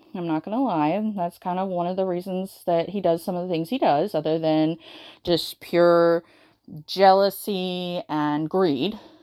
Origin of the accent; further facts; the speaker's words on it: the South, United States; growing up in the South, in the United States